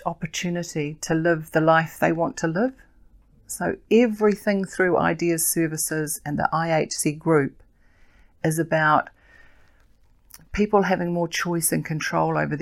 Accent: Auckland, New Zealand; also born or lived in Kaitaia, Northland; I grew up in Auckland, in South Auckland

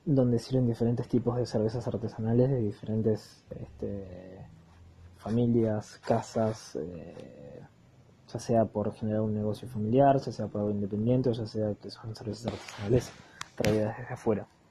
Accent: Argentina; soy Argentina. tomo mates

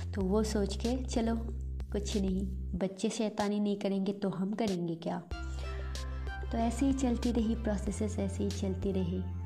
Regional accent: Tezpur, Assam, India; moved away as an adult; now in Gurugram, India; मैं तेजपुर असम की रहने वाली हूँ

